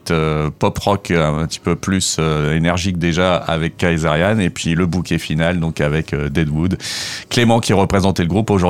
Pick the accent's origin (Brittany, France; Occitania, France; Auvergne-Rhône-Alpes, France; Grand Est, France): Grand Est, France; Reims; moved away as an adult; also born or lived in Bordeaux; Alors, je suis originaire de Reims.